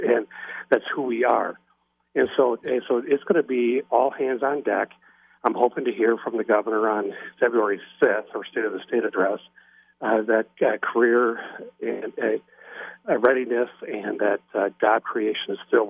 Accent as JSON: {"language": "English", "town": "Frankenmuth", "region": "Michigan", "country": "United States", "tie": "born or raised there", "said": "The entire county of Saginaw, of which Frankenmuth is my hometown"}